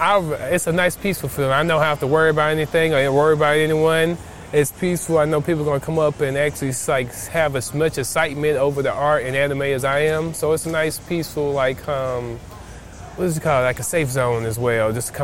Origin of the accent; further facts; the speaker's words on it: Atlanta, Georgia, United States; We're from Atlanta, Georgia.